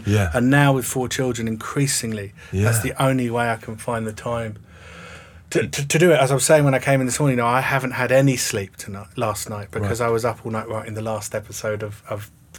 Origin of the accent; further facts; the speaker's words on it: England, United Kingdom; namely write a play about the Troubles set in Northern Ireland, being an Englishman.